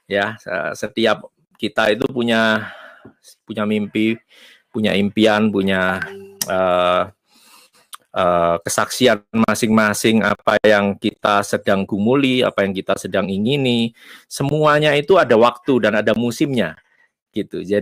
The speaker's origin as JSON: {"language": "Indonesian", "town": "Surabaya", "region": "East Java", "country": "Indonesia", "tie": "born or raised there", "moved": "yes", "lives_now": "United States", "said": "uh, saya nggak apa-apa pulang ke Surabaya, saya asli Surabaya, tapi saya katakan sama Tuhan, kalau Tuhan memang punya rencana, saya ada di Amerika"}